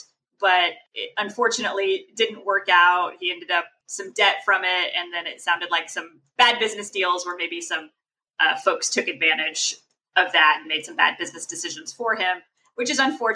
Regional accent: Texas, United States; growing up in Texas

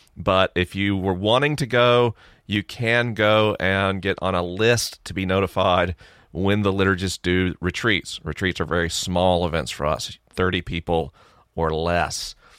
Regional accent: Tallahassee, Florida, United States; now in Los Angeles, United States; my hometown's Tallahassee

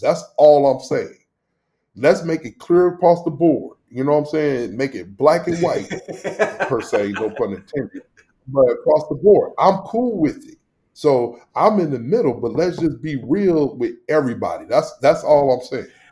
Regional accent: St. Louis, Missouri, United States; accent: country; now in Rochester, United States; when I grew up in Northside St. Louis

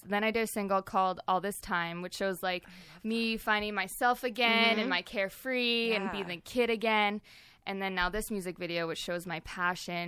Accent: the Canadian Prairies, Canada; now in Marina del Rey, United States; I'm from more of the prairies, so. We got a lot of cows

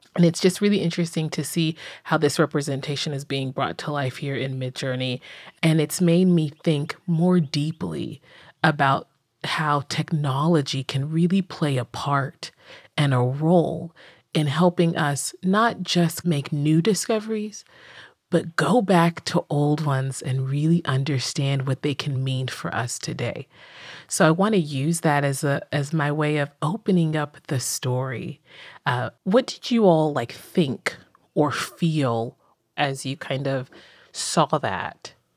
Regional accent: Accra, Greater Accra, Ghana; moved away; I'm originally from Ghana, West Africa, in the capital city, Accra, and I spent a lot of my childhood being very, quote unquote, Ghanaian.

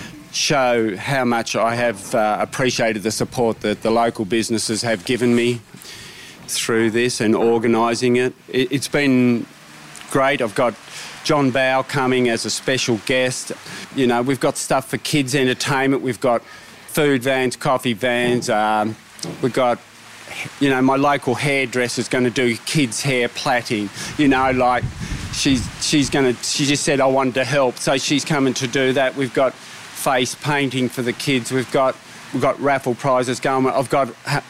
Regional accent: Deloraine, Tasmania, Australia; from Deloraine, which is my hometown

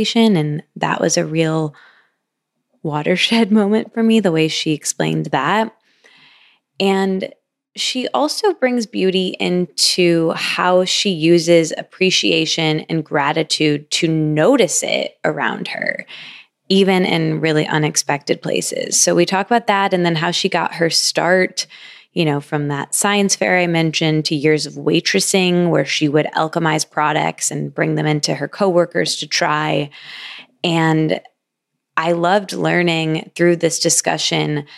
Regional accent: Michigan, United States; moved away; also born or lived in New York / East Village, New York; I'm also from Michigan.

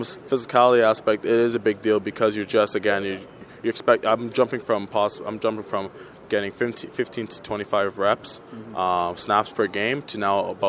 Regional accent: Canada; being Canadian

